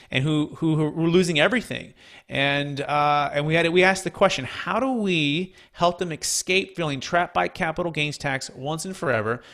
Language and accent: English; Bay Area, California, United States; growing up in the Bay Area